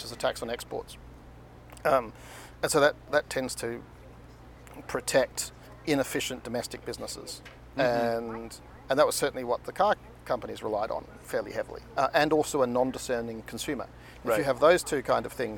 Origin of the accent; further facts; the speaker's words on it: Tasmania, Australia; moved away; also born or lived in California; growing up in Australia